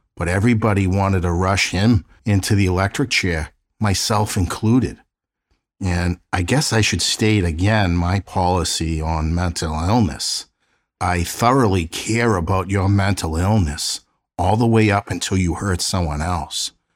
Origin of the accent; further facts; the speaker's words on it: Boston, Massachusetts, United States; my hometown of South Boston